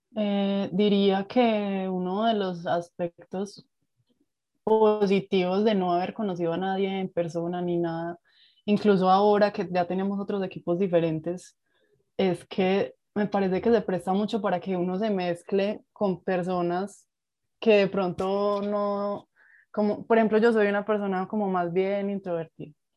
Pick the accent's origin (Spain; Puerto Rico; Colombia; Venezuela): Colombia; Medellín, Antioquia; estudié en la ciudad de Medellín, de donde soy eh, originaria